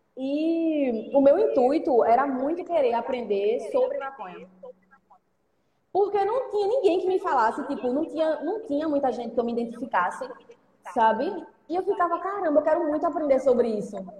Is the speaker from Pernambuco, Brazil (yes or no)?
yes; Recife, Pernambuco, Brazil; de onde eu venho, de onde eu moro